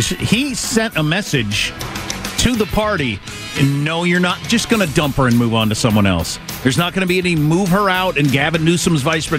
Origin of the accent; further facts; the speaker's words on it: South Dakota, United States; also born or lived in Wisconsin / Kansas; I grew up in South Dakota and Wisconsin and Kansas, where the weather is awful.